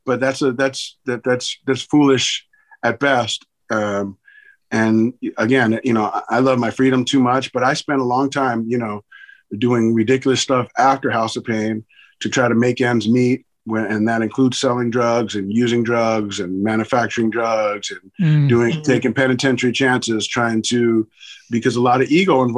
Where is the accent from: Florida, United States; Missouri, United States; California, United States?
California, United States; Los Angeles; growing up in Hollywood in that era